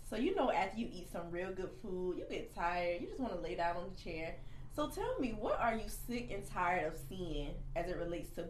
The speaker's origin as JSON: {"language": "English", "town": "Kingstree", "region": "South Carolina", "country": "United States", "said": "y'all know I'm from King Street, South Carolina, which is very, very country."}